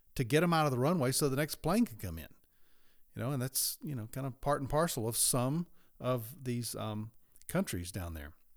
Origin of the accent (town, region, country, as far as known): United States